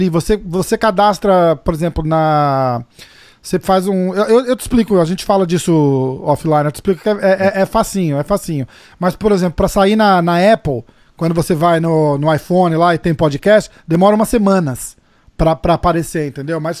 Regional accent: São Paulo, Brazil; sou de São

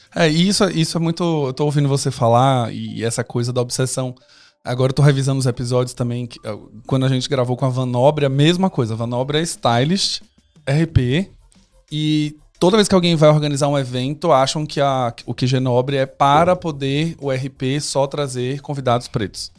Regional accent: Northeast Region, Brazil; eu sou nordestino

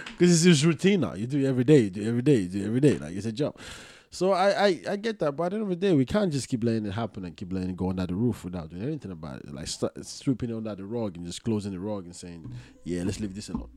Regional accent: Nigeria; I'm from Nigeria

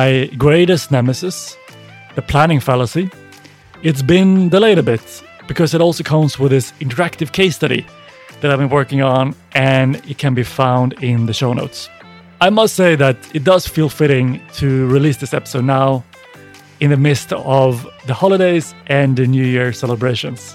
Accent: Sweden; growing up in Sweden

